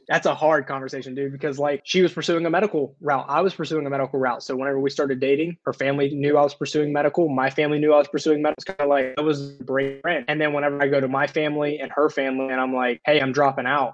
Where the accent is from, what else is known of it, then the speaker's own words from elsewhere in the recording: the South, United States; I grew up in the South